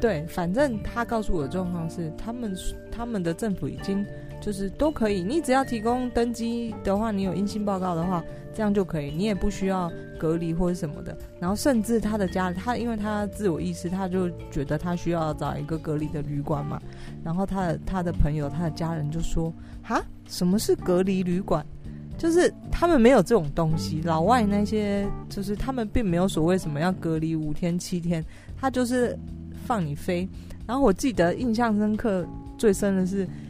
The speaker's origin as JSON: {"language": "Chinese", "country": "Taiwan", "said": "我是台湾人"}